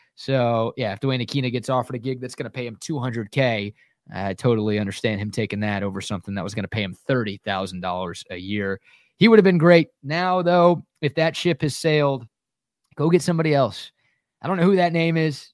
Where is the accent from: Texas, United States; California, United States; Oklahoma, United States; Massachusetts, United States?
Texas, United States; Dallas; two buddies, like high school sweethearts that I grew up with in Dallas